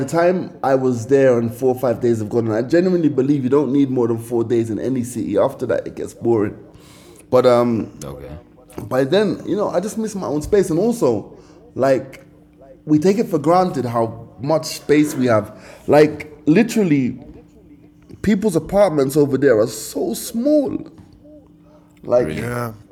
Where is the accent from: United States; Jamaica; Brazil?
Jamaica; now in Kenya; yeah I'm from Jamaica I live in Kenya